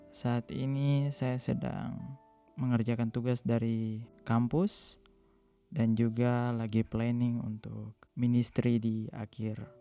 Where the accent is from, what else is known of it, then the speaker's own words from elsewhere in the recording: Timika, Central Papua, Indonesia; moved away; also born or lived in Southeast Maluku; Maluku, tepatnya Maluku Tenggara. Namun saya grow up di uh, Papua, di Timika. Dan saya beragama Katolik Roma.